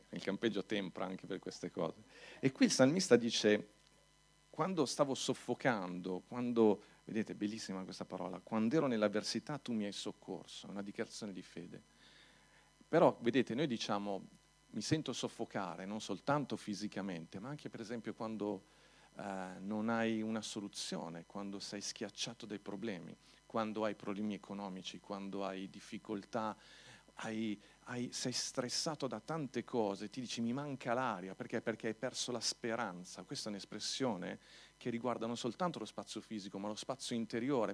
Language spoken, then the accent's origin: Italian; Milan, Lombardy, Italy; Io sono cresciuto a Milano